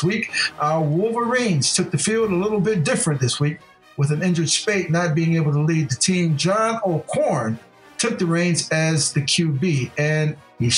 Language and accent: English; Ohio, United States; my home state of Ohio